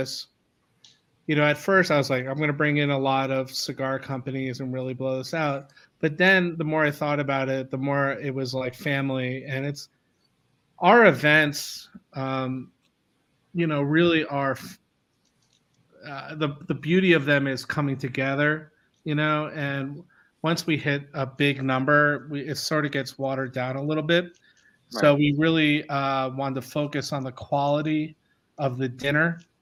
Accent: New Jersey, United States; In my home state, which is sunny New Jersey.

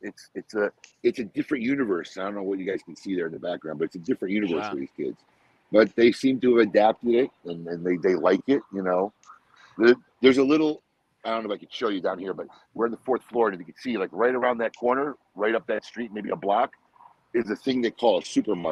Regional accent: United States; also born or lived in Salt, Jordan (family origin); as an American, right? Because I'm American

